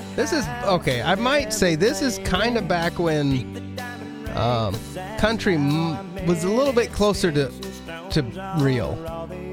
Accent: Oregon, United States; moved away; I grew up in Oregon

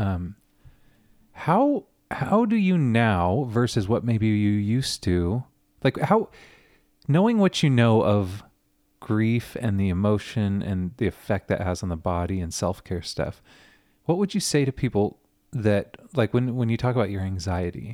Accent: Southern California, United States; growing up in Southern California, Friday nights, guitars on the beach with my youth group.

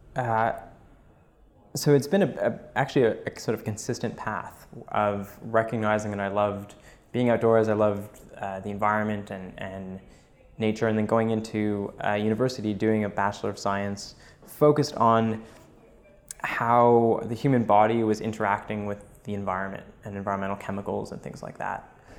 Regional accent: Montreal, Quebec, Canada; Born and raised in uh, Montreal. Grew up there

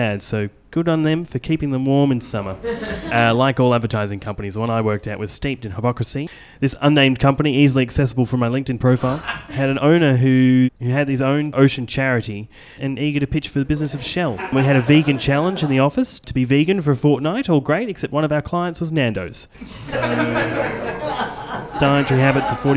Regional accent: Australia; I'm Australian.

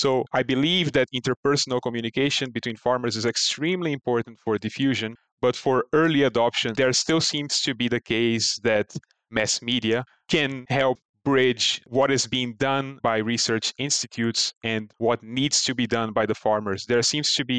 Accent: Brazil; moved away; my home country of Brazil

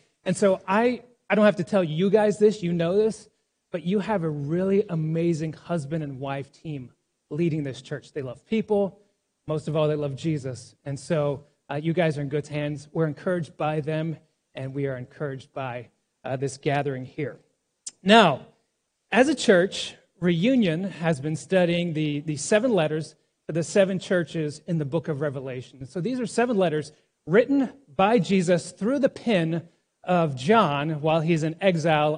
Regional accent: Texas, United States; moved away as an adult; also born or lived in New Orleans, Louisiana; now in New York City, United States; I was born in New Orleans, raised in Texas, and I've been living in New York City for about the past 20 years

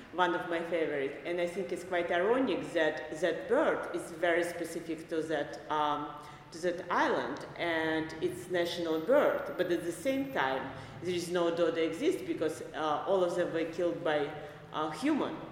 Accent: Minsk, Belarus; moved away as an adult; now in New York City, United States; I was born in Minsk, Belarus, and um, I uh, went to art school there. And uh, right after art school, I immigrated with my family, with my mother, to United States

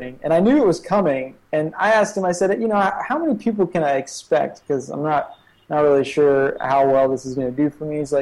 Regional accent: Charlotte, North Carolina, United States; moved away as an adult; now in Shenzhen, China; I ended up going back to my hometown, Charlotte, North Carolina

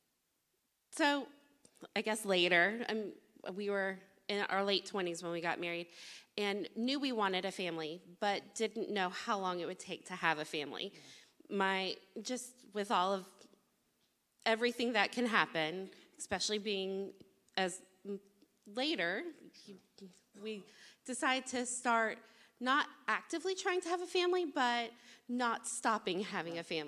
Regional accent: Tallahassee, Florida, United States; also born or lived in Fort Lauderdale, Florida; I was adopted at 6 weeks old and have lived in Tallahassee. This is home, always has been.

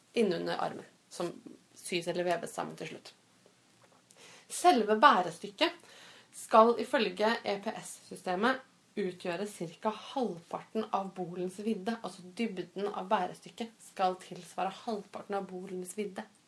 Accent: Fredrikstad, Østfold, Norway; jeg kommer fra Fredrikstad, så vi bodde i Fredrikstad.

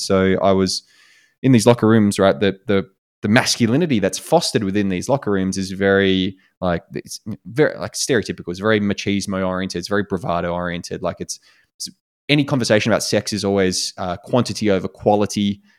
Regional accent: Australia; moved away as an adult; also born or lived in United States; as an Australian

